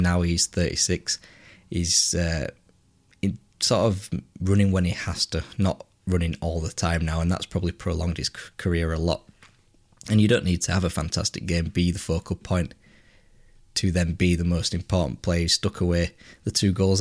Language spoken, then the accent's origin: English; England, United Kingdom; being English